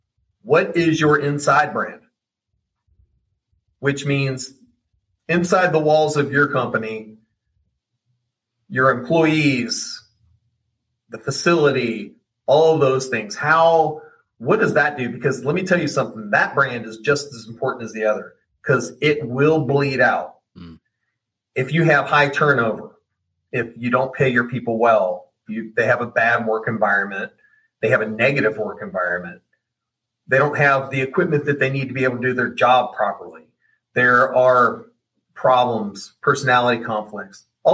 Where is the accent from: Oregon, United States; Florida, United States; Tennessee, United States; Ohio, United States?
Oregon, United States; well, I grew up in Oregon and we lived by the stadium, used to go to the games.